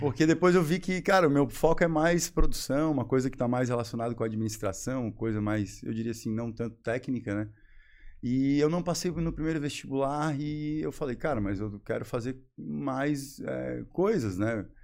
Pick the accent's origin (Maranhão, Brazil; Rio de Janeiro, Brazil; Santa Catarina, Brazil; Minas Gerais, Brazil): Santa Catarina, Brazil; Florianópolis; moved away as an adult; also born or lived in Joinville; sou manezinho, né? Como a gente costuma dizer, quem nasce aqui